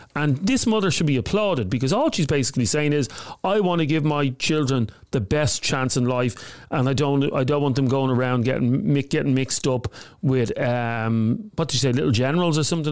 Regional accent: Dublin, Leinster, Ireland; I grew up in Coolock

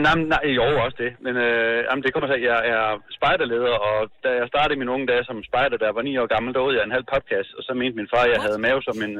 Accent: Engesvang, Central Denmark Region, Denmark; Jeg er fra Ingesvang i Midtjylland

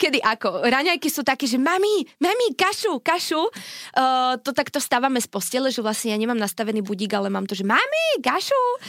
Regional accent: Šarišské Jastrabie, Prešov Region, Slovakia; som z Jastrabia

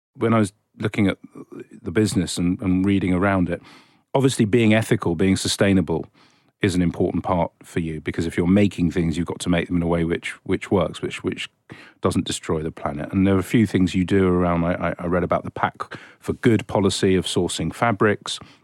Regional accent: England, United Kingdom; I'm just an English person

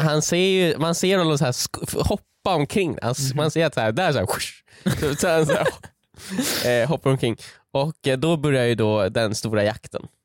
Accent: Lindholmen, Stockholm County, Sweden; Lindholmen där eh, jag, Viktor och jag och Joel är uppväxta

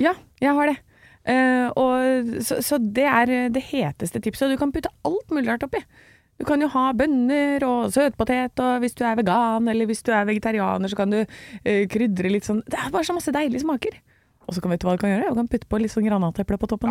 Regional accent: Gjøvik, Innlandet, Norway; also born or lived in Hamar / Brumunddal; jeg er født på Hamar og har vokst opp i Brumunddal og på Gjøvik

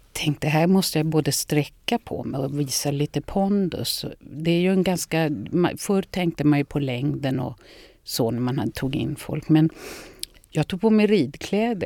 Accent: Lidingö, Stockholm County, Sweden; Jag är uppvuxen på Lidingö

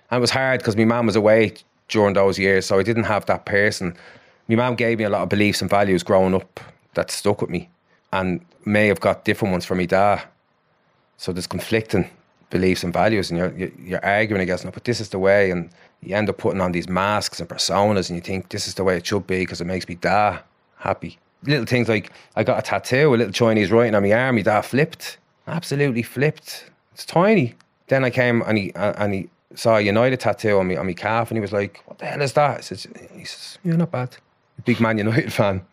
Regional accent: Ballymore, Ireland; it's my hometown club, you know, it's only up the road

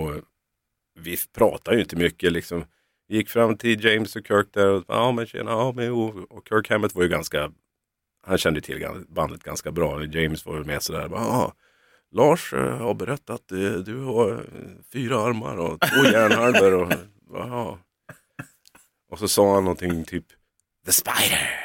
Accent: Norrland, Sweden; moved away as an adult; now in Stockholm, Sweden; Vi, vi är från Norrland

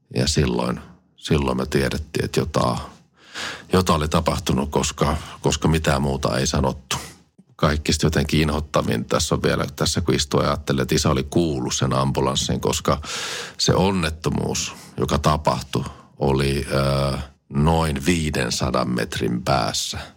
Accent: Kotka, Kymenlaakso, Finland; minä olen syntynyt ihan Kotkassa

